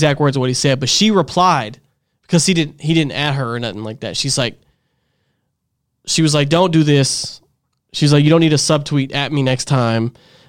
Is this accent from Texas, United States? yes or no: yes; Dallas, Texas, United States; Born and raised here, yeah, like me.